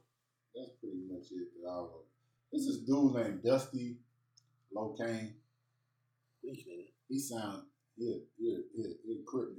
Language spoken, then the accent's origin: English; Brooklyn, New York, United States; Brooklyn, New York.